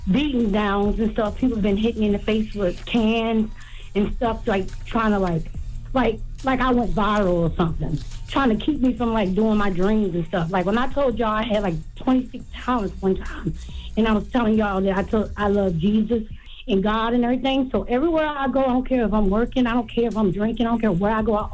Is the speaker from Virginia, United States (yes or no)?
yes; Virginia, United States; And I'm from Virginia.